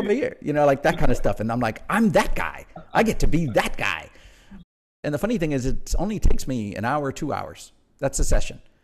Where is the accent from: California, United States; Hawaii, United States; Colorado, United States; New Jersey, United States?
Hawaii, United States; Honolulu; moved away as an adult; also born or lived in Aiea, Hawaii / Pearl City, Hawaii / Nuuanu, Honolulu; I grew up pretty much my early years in Aiea, Pearl City, New, Newtown, to be specific.